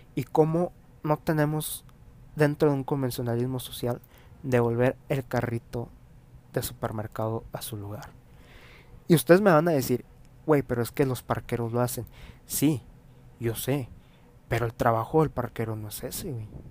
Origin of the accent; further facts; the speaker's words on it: Mexico; está ya arraigado a nuestra actitud como mexicanos